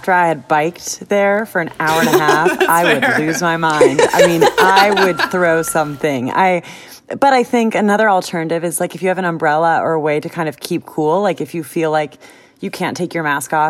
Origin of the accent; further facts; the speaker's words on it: California, United States; now in New York, United States; I mean, I don't know if other people consider New York a harsh winter, but as a Californian, I do.